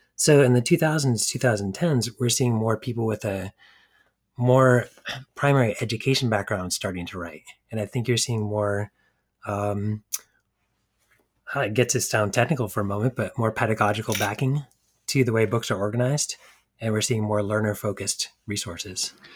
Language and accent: English; New Hampshire, United States; moved away as an adult; also born or lived in New York City; I grew up in New Hampshire, just outside of Boston